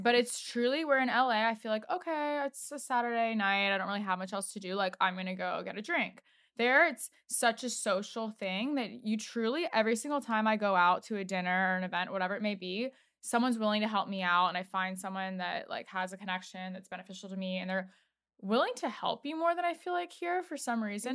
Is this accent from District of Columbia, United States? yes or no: yes; Washington, District of Columbia, United States; also born or lived in Los Angeles; now in New York, United States; I know we're both from D C